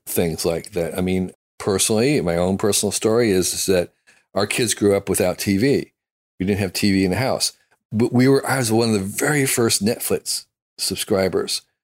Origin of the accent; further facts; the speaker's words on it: United States; I'm an American